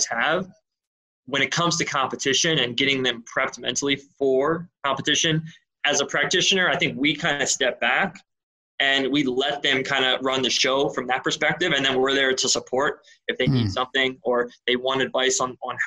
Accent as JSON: {"language": "English", "town": "Philadelphia", "region": "Pennsylvania", "country": "United States", "said": "I'm from Philadelphia"}